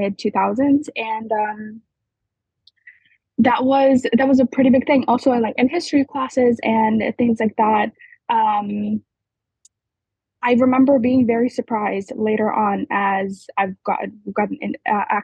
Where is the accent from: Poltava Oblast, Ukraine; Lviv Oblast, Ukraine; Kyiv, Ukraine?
Lviv Oblast, Ukraine; Western Ukraine; now in New York, United States; I grew up in Western Ukraine, Lviv Oblast, small town, and I haven't lived in a like a city, a big city, until we moved, we like immigrated to New York